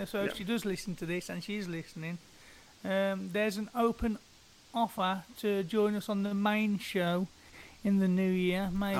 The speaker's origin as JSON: {"language": "English", "country": "United Kingdom", "said": "I am typically British"}